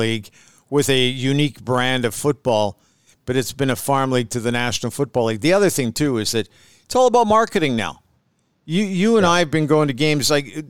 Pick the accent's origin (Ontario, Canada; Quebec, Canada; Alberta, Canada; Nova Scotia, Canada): Alberta, Canada; Edmonton; I grew up in the Woodward's Knothole Gang at Clark Stadium.